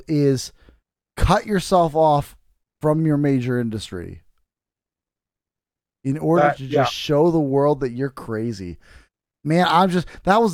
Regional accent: United States; I'm an American

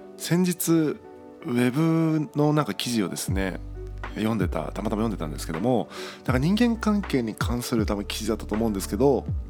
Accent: Tagawa, Fukuoka, Japan; 僕で言うと例えば田川という町で生まれ育ったんですけども

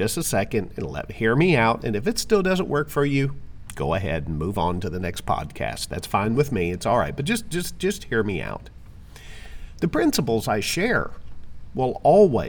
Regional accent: Arkansas, United States; also born or lived in Florida / Jacksonville, Florida / Broward County, Florida; now in Palm City, United States; I am originally from Arkansas, but I moved to Florida in 1985, and I've been here ever since

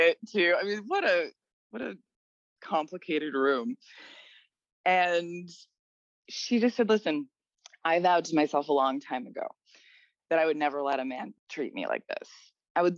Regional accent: New York, United States; we're from New York

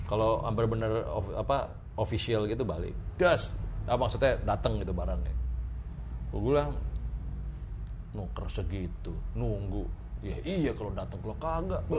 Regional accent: Jakarta, Indonesia; Wah, kalau di Pondok Bambu … soalnya, Bro.

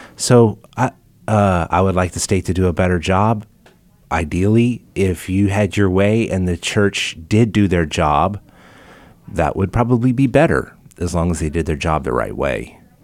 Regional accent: United States; I didn't have a say on whether I'm an American or not

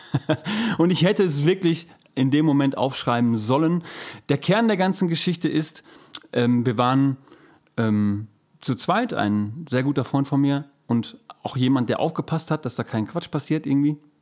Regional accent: Germany; als Deutscher

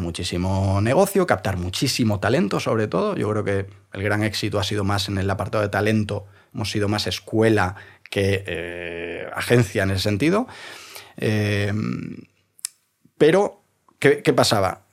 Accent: Vigo, Galicia, Spain; now in Madrid, Spain; Soy gallego.

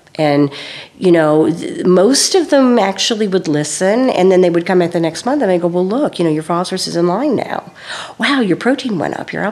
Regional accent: California, United States; moved away; I was from California

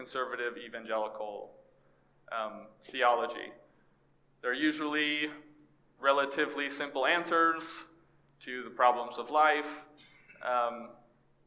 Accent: East Texas, United States; moved away as an adult; also born or lived in Orlando; growing up in East Texas and in YWAM

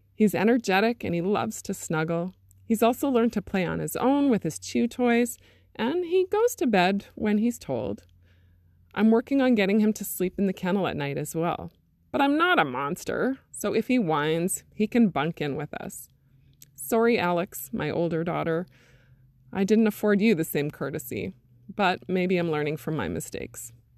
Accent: Interlake region of Manitoba, Canada; born or raised there; also born or lived in Thompson, Manitoba

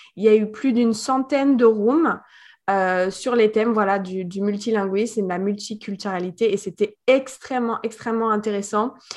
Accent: Paris suburbs, Île-de-France, France; moved away as an adult; also born or lived in Guadeloupe; now in Miami, United States; je suis française, née en France, en banlieue parisienne, à côté de Paris, à 20 km

